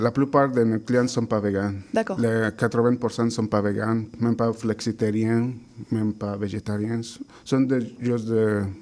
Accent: Mexico; French is a second language; Je, suis de je viens du Mexique, comme ça, là-bas, on mange beaucoup de viande.

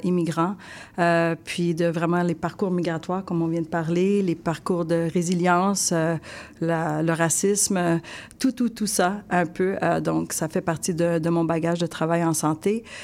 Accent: Sherbrooke, Quebec, Canada; J'ai grandi à Sherbrooke toute ma vie dans les cantons de l'Est.

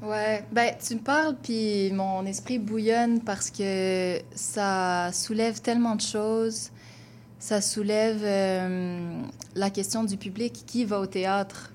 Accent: Gatineau, Quebec, Canada; moved away as an adult; now in Montreal, Canada; Je viens de Gatineau à la base, donc une banlieue. Euh, j'ai grandi sans avoir de personnes autour de moi qui me ressemblaient nécessairement

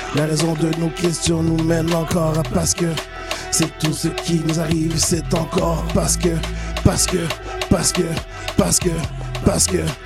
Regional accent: South Shore, Quebec, Canada; Je suis de la Rive-Sud.

